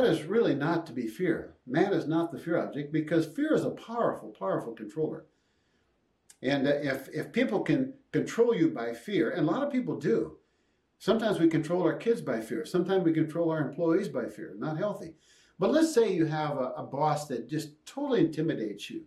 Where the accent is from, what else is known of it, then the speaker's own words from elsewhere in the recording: Jackson, Minnesota, United States; On that little farm I grew up in Jackson, Minnesota